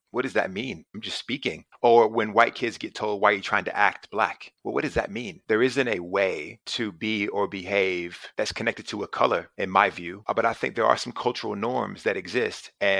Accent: Charlotte, North Carolina, United States; moved away as an adult; also born or lived in Geneva, Switzerland; now in United Kingdom; I grew up in Charlotte, North Carolina, and I was a shy kid growing up, super skinny

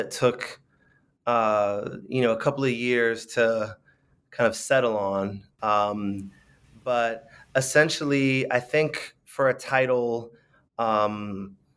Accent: San Francisco, California, United States; I grew up in San Francisco

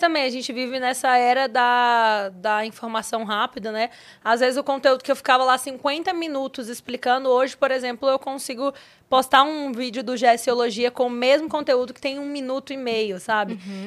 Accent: Valparaíso de Goiás, Goiás, Brazil; moved away as an adult; now in São Paulo, Brazil; eu vim do Goiás, né? construí a minha vida aqui

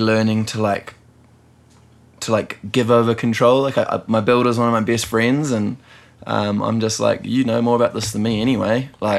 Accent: New Zealand; And I know that's probably like a mortal sin as a Kiwi to insult Peter Jackson, yeah.

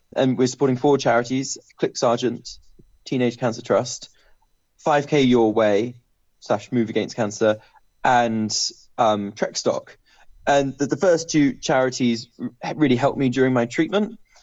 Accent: Bristol, South West England, United Kingdom; I'm from Bristol

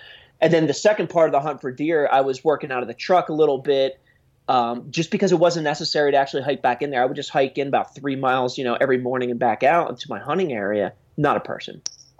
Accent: New Jersey, United States; I grew up in New Jersey and then went down to school in University of Delaware.

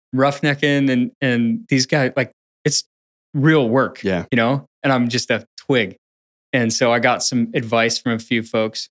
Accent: Portland area, Pacific Northwest, Washington, United States; born or raised there; also born or lived in Upper Michigan / Greensboro, North Carolina

